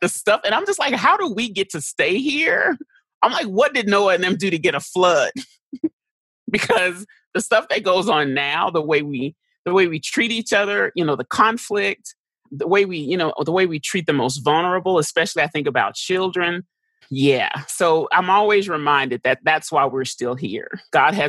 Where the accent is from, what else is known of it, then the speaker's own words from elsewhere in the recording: Dallas, Texas, United States; also born or lived in St. Louis, Missouri; I grew up in Texas